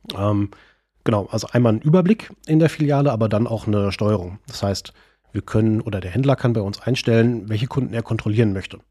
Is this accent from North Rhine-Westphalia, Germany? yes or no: yes; Sauerland, North Rhine-Westphalia, Germany; moved away as an adult; now in Bonn, Germany; eigentlich komme ich ursprünglich aus dem Sauerland. Äh, und als ich mit Ende 19, Anfang 20 nach Bonn gegangen bin